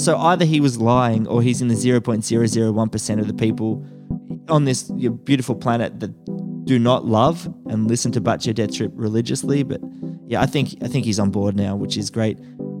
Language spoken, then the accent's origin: English; Australia; I'm the Aussie hip hop guy.